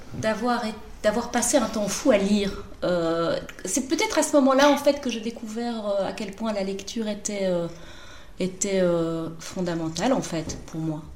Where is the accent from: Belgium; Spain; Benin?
Belgium; Brussels, Brussels-Capital Region; also born or lived in London / Paris; Je viens de Bruxelles. je suis belge. je suis née à Bruxelles. J'ai vécu toute ma vie à Bruxelles